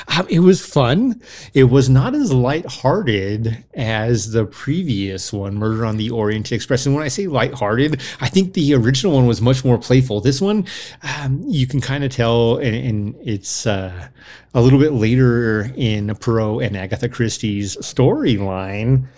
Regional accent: United States; We're American.

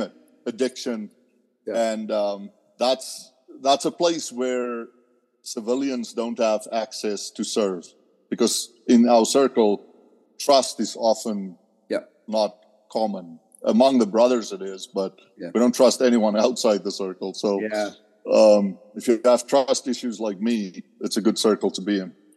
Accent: South Africa; moved away; growing up in South Africa, you know, at age 14, we can start riding a motorcycle to school.

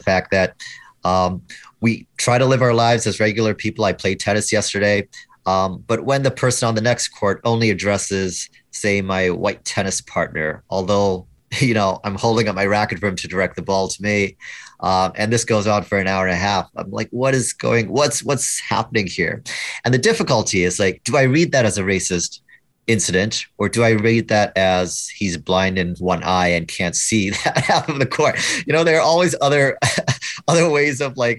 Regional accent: Canada; I'm Canadian

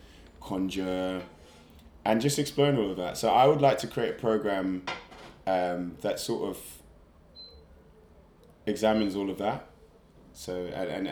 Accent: London, United Kingdom; I'm from South London, born and raised

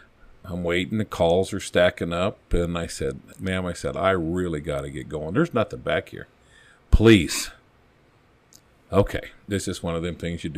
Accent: Longmont, Colorado, United States; And, you know, I came from Longmont. My dad was a Boulder cop.

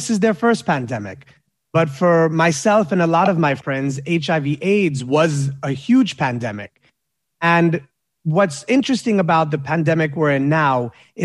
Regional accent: New York, United States; I'm a New Yorker

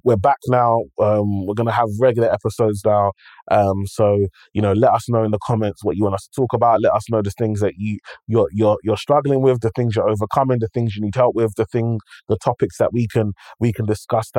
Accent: London, United Kingdom; I grew up in London. I grew up in one space.

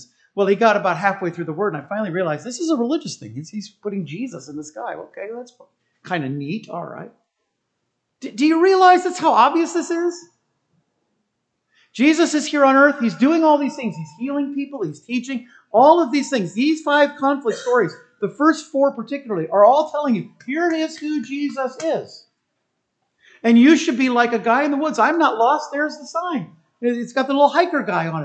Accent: United States; As an American

